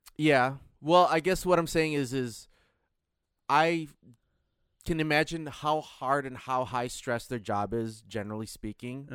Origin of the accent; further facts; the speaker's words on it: Michigan, United States; moved away; I grew up in Michigan where going seven mile per, seven miles per hour over the speed limit is a ticket.